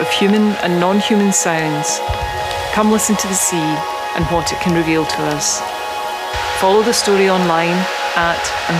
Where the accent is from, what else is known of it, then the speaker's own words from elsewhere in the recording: Isle of Iona, Scotland, United Kingdom; I'm an artist from the Isle of Iona.